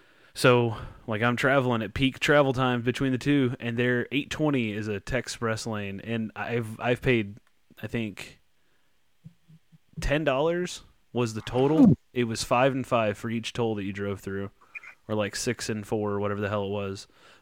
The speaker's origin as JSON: {"language": "English", "town": "Dallas", "region": "Texas", "country": "United States", "said": "I'm from Dallas."}